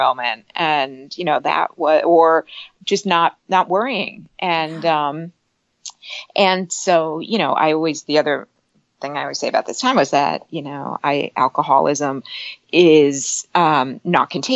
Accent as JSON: {"language": "English", "region": "New Jersey", "country": "United States", "tie": "born or raised there", "also_born_or_lived": "New York City", "said": "I grew up in New Jersey"}